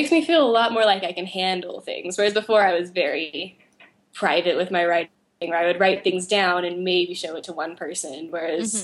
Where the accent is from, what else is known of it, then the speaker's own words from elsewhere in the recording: Oklahoma, United States; I grew up in Oklahoma